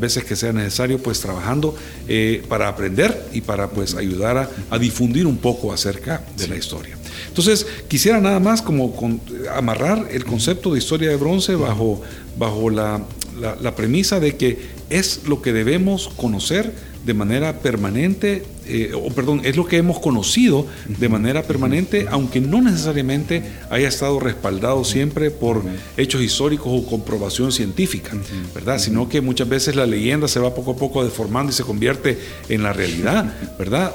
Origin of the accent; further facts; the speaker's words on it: El Salvador; como salvadoreños